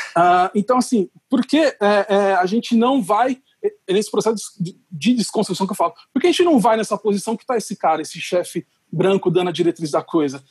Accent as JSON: {"language": "Portuguese", "country": "Brazil", "said": "como brasileiro"}